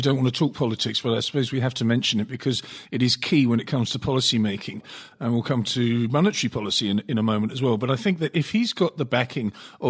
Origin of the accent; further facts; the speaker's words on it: South Africa; what we can do to ameliorate the situations that may face us as South African investors in 2020.